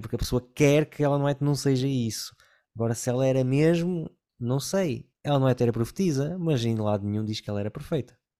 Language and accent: Portuguese; Porto, Norte, Portugal; moved away as an adult; eu fui criado numa cidade do Porto, onde havia quase zero imigração